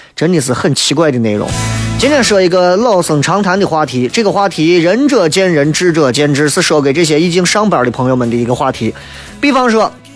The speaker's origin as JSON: {"language": "Chinese", "region": "Shaanxi", "country": "China", "said": "陕西话、陕西方言、西安话， 它都是我们所有三亲儿女的瑰宝"}